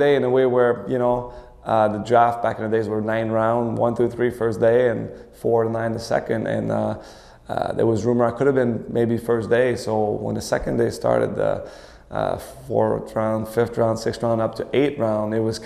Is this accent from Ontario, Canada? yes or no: no; Montreal, Quebec, Canada; I'm from Montreal